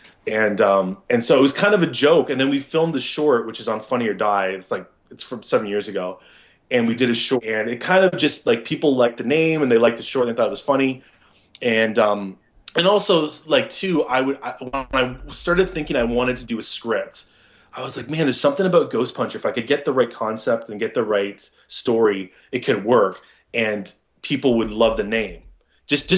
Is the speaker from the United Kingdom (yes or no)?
no; Canada; I'm a Canadian actor